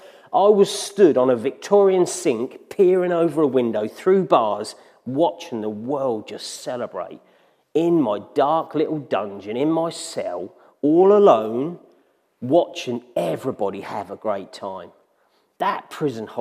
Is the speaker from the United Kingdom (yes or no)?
yes; Ipswich, East of England, United Kingdom; moved away as an adult; now in Ingatestone, United Kingdom; I was born in Ipswich into a strong Christian family